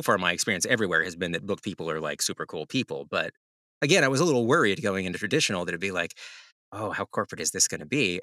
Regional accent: the South, United States; I'm from the South, so when you drag something in the past sense f, tense for me, that's drug.

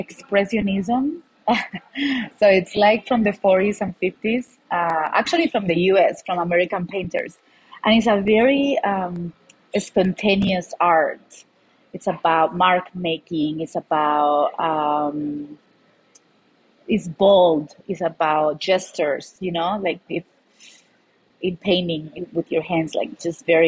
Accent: Malaga, Andalusia, Spain; moved away as an adult; now in Denver, United States; I'm from Malaga, Spain. So Malaga, if you don't know it, it's a city in the south of Spain

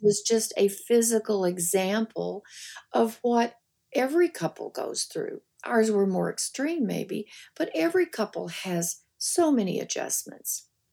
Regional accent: the Ozarks, United States; moved away; I grew up in the Ozarks

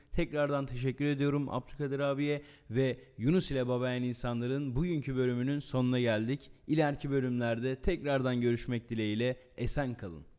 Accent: Erzurum, Turkey; bir Erzurumlu olarak bir Anadolu olarak

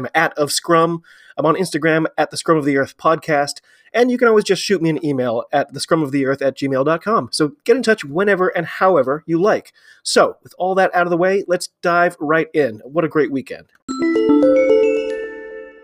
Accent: United States; I'm an American rugby fan

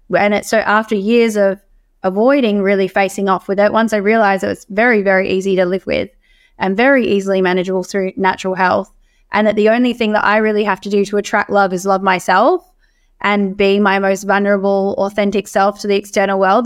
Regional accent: Australia; as Australian women

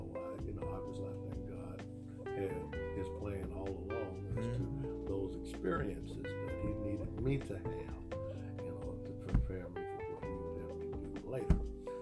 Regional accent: Alabama, United States; now in Arkansas, United States; I'm from Alabama.

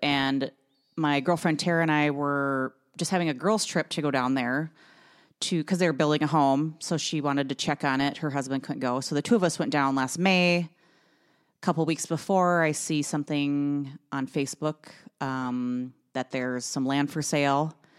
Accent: Brainerd, Minnesota, United States; moved away; I grew up in Brainerd

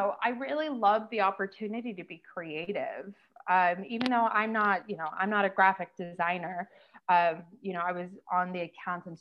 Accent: New York City, New York, United States; moved away as an adult; also born or lived in London; now in Ho Chi Minh City, Vietnam; I was born and raised Brooklyn, and It was great. I mean, growing up in New York City was super fun.

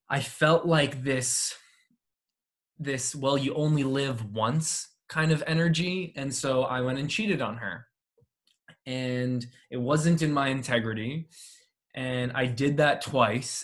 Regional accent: Canada; my mom is from Poland. My dad is from Cuba. I was born in Canada

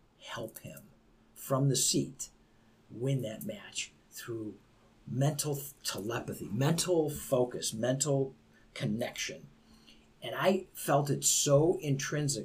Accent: Beachwood, United States; I was raised in Beechwood. I was the only Italian that went there.

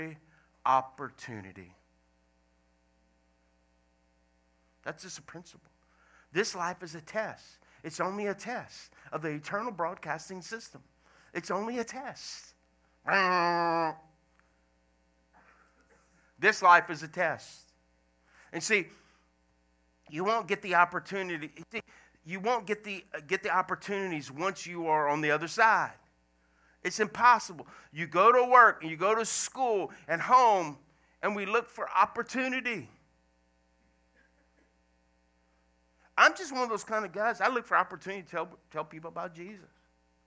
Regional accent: Louisiana, United States; moved away as an adult; also born or lived in Washington State; I left Washington State to come back to Louisiana, because I'm originally from Louisiana

